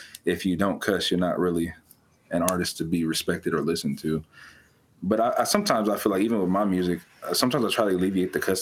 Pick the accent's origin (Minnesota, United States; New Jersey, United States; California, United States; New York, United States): California, United States; moved away; I was born and raised in California. I don't currently live in California.